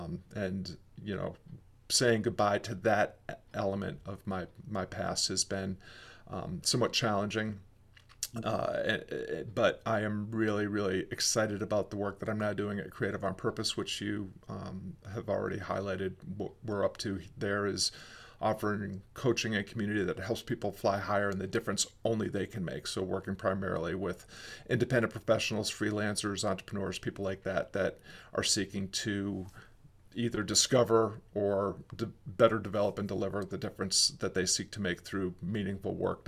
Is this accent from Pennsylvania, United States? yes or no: no; Fort Sill, Oklahoma, United States; born there; I was born in Fort Sill Army Hospital.